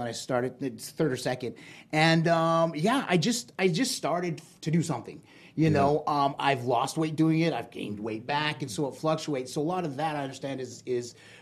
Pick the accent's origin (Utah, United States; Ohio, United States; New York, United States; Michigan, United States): Utah, United States; Provo; moved away; I'm actually from Provo, Utah